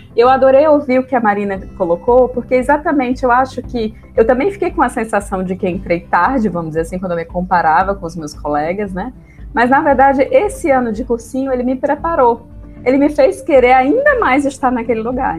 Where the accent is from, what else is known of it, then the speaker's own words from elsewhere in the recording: Fortaleza, Ceará, Brazil; deixar minha cidade natal, Fortaleza